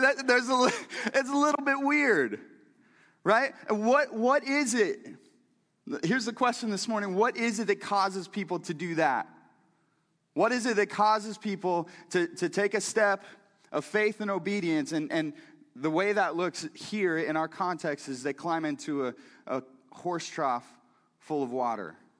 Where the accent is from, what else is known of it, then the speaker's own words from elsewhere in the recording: Missouri, United States; I'm from Missouri too